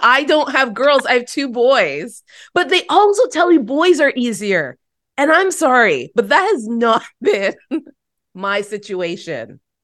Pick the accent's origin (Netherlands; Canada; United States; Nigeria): Canada; Toronto, Ontario; to be back in my hometown, born and raised in Toronto.